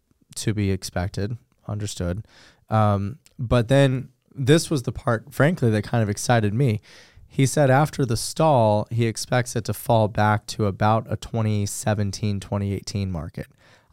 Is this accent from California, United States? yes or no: yes; Los Angeles, California, United States; the house that I grew up in Los Angeles, we rented, and it was a little, I'm going to mess up the stats, but it was probably 1,400 square feet. And in the middle of San Fernando Valley.